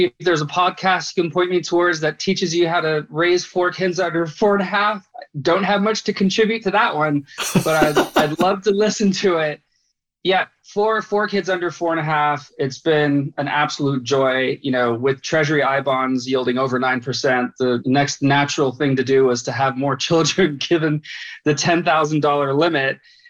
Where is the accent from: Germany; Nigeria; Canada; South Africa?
Germany; also born or lived in Bahrain; now in United States; I grew up in Germany, actually, after having left Bahrain and was raised there in American Department of Defense dependent schools before coming to the U.S.